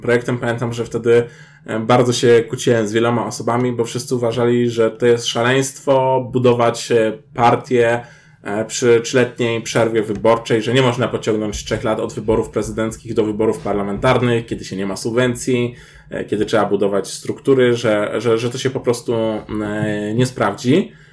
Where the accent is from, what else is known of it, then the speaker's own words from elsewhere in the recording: Kraków, Lesser Poland, Poland; jesteśmy z Krakowa